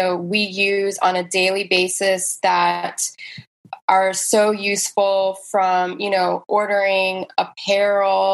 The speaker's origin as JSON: {"language": "English", "town": "West Palm Beach", "region": "Florida", "country": "United States", "tie": "born or raised there", "also_born_or_lived": "New York City", "said": "I am born and raised in West Palm."}